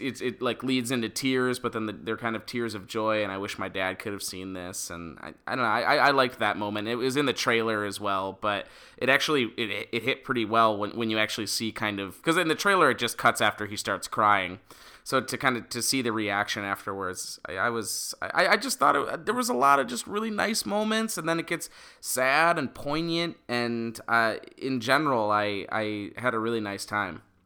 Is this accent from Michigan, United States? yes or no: yes; Detroit, Michigan, United States; we're from Metro Detroit